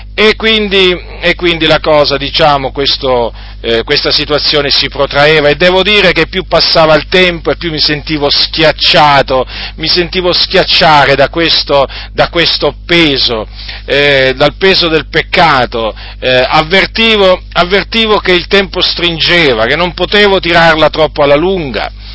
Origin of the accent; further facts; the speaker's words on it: Italy; also born or lived in Noyon, Picardy, France / Sicily (parents' origin); nel 1970 dunque noi eh, siamo venuti in Italia